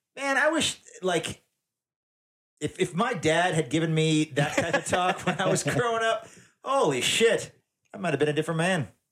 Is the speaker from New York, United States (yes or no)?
no; Tennessee, United States; I'm from Tennessee. I've been all over the South